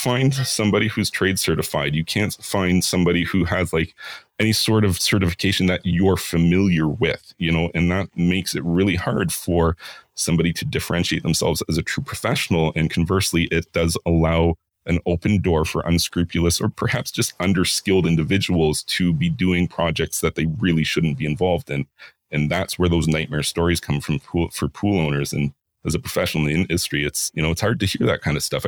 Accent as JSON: {"language": "English", "region": "Ontario", "country": "Canada", "also_born_or_lived": "Vancouver / Whistler", "said": "I spent 15 years in Vancouver and Whistler. And then I'm from Ontario, and I've spent quite a bit of time working on pools here"}